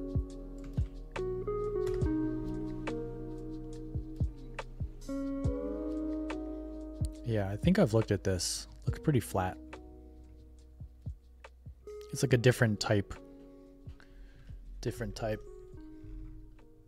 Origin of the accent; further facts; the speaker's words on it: United States; as an American